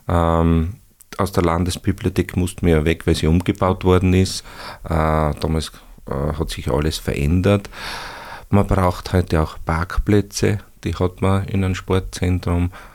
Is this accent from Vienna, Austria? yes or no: no; Upper Styria, Austria; also born or lived in Bruck an der Mur / Breitenau / Graz; ich stamme auch aus der Obersteiermark